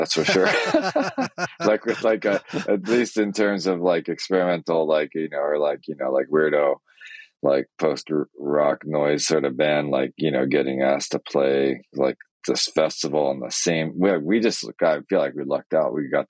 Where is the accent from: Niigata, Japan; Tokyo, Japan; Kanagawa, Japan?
Niigata, Japan; born there; So I was born in Japan in Niigata, which is northwest on the main island.